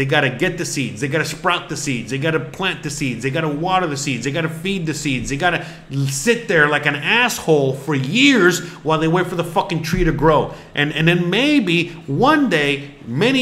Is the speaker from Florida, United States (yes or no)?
yes; Florida, United States; I'm from Florida